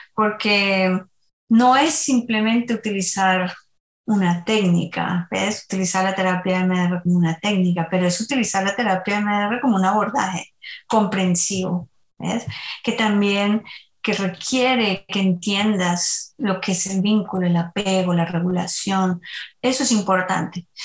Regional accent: Colombia; Soy colombiana, así que en Colombia bailamos por todo

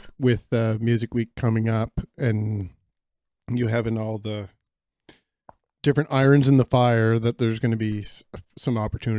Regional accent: Canada; I don't know French myself, so I'm embarrassed by that as a Canadian

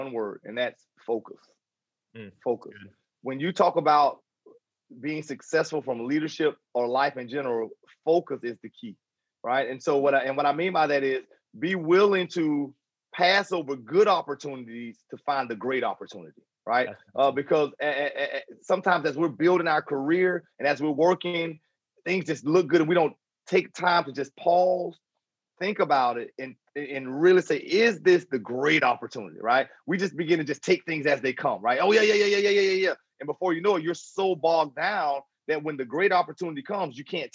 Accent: Jacksonville, Florida, United States; Jacksonville, Florida, my hometown

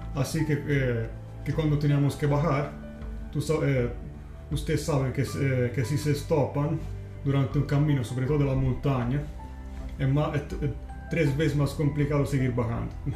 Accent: Livorno, Tuscany, Italy; Spanish is a second language; moved away; also born or lived in Dublin; yo soy italiano, de la Toscana precisamente, de, de, una ciudad un portual que, se llama Livorno.

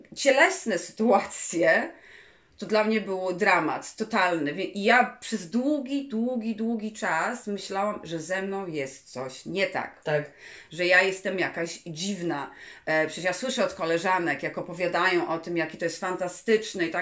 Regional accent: Warsaw, Masovian Voivodeship, Poland; jesteśmy z Warszawy, prawda? To jest duże miasto

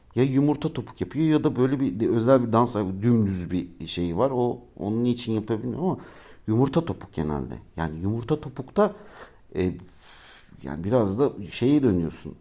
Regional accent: Ankara, Turkey; moved away as an adult; now in Istanbul, Turkey; Ankaralıyım ben. Ankara'da doğdum büyüdüm. 18 ee, yaşından sonra da işte şeye e, İstanbul'a geldim.

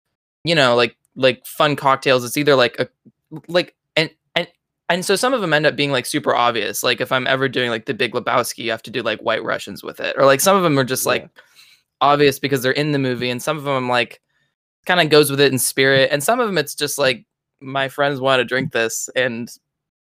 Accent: California, United States; I'm from California

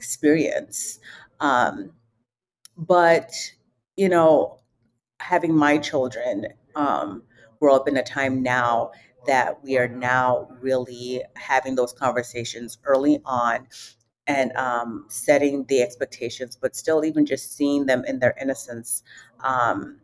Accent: London, United Kingdom; now in United States; I was actually born and raised in London.

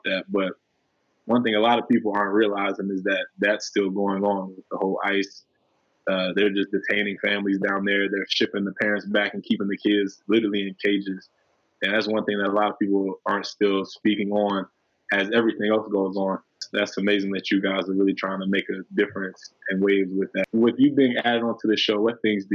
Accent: Charlotte, North Carolina, United States; graduate in business management, and I'm from Charlotte, North Carolina.

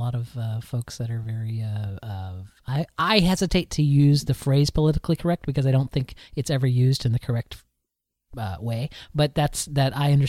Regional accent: Florida, United States; I am a Floridian. I'm actually from Florida. I was born and raised in Florida. And I am maybe an hour and a half away from Disney World, is where I grew up.

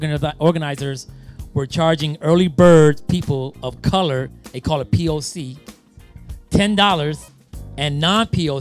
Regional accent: Detroit, Michigan, United States; that's in my hometown, Detroit.

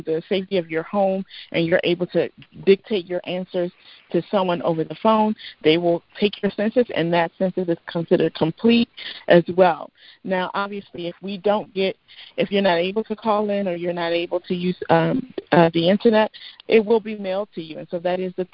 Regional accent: United States; I am of Nigerian descent. I was born here, but I am of Nigerian descent

